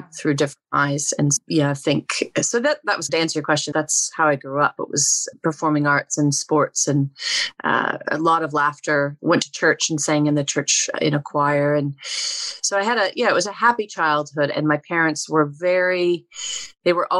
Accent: Oregon, United States; I grew up in Oregon

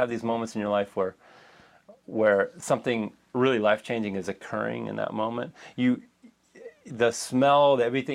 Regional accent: Moraga, California, United States; also born or lived in Oakland, California; I was born in Oakland, but grew up in a small town called Moraga

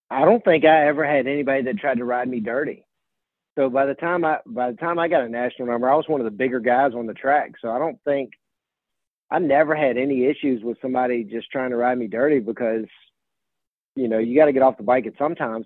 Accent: Virginia, United States; I grew up in Virginia

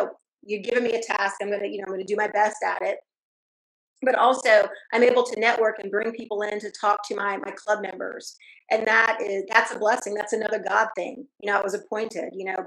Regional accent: Fayetteville, North Carolina, United States; also born or lived in Germany / Texas; I'm from Fayetteville, North Carolina. I mean, I grew up in a you know, black neighborhood

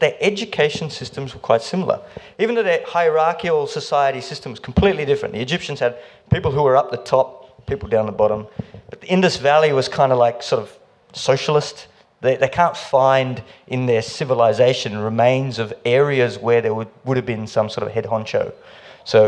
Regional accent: India; now in Melbourne, Australia; I'm Indian.

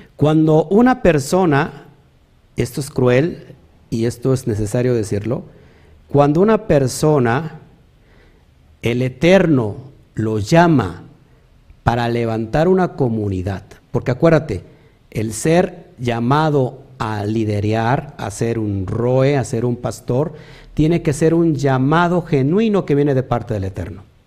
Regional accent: Mexico; also born or lived in Río Blanco, Veracruz; como mexicanos

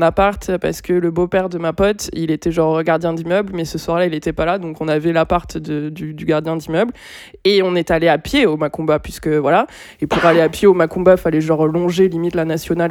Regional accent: Bordeaux, Nouvelle-Aquitaine, France; also born or lived in Pessac; parce qu'on vient de Bordeaux

